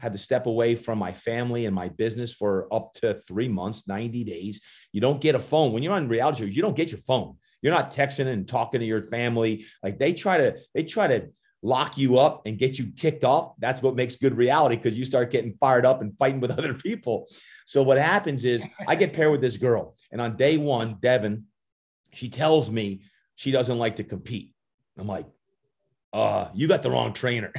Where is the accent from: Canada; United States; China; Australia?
United States; New Jersey; moved away as an adult; also born or lived in Virginia; I'm originally from Jersey, so I got that Jersey blood in me, and, uh, I was the youngest of eight kids, and my mom and dad got divorced when I was just five, and having five sisters, two brothers growing up in Jersey